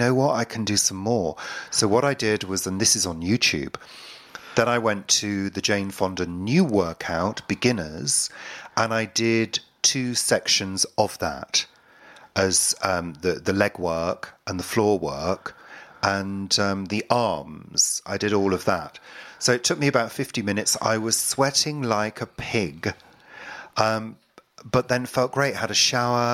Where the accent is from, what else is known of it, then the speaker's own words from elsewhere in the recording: United Kingdom; not proud to be British at all